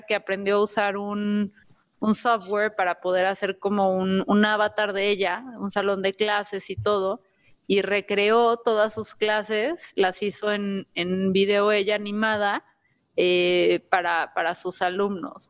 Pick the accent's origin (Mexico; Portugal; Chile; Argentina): Mexico; como mexicanos